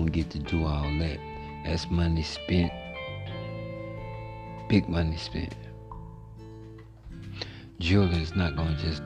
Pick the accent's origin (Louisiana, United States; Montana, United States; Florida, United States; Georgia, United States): Louisiana, United States; also born or lived in Monroe, Louisiana; now in Texas, United States; I'm from Louisiana